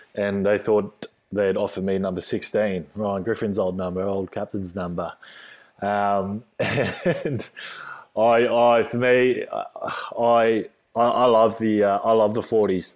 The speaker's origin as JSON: {"language": "English", "country": "Australia", "tie": "born or raised there", "said": "Australian born, just a normal, normal kid."}